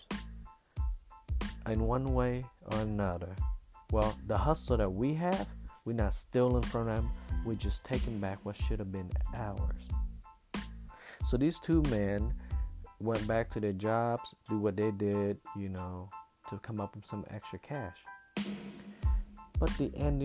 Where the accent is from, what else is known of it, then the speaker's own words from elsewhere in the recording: Vietnam; now in United States; I grew up in Vietnam